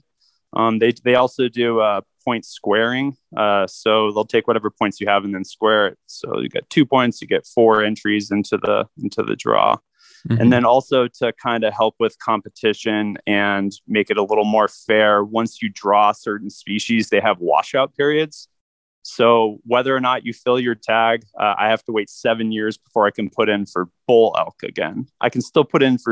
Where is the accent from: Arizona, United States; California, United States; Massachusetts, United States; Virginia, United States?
Arizona, United States; Phoenix; I'm a third generation Phoenician, born and raised in Phoenix, Arizona